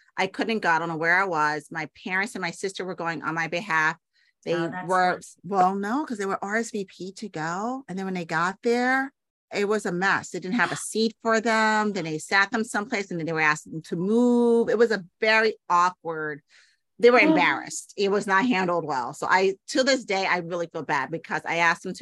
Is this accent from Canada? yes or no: no; New York City, New York, United States; moved away; I grew up in the Bronx.